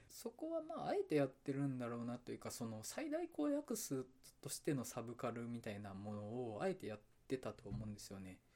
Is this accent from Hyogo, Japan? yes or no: yes; Awaji Island, Hyogo, Japan; now in Osaka, Japan; もともと出身が淡路島で今大阪在住なんで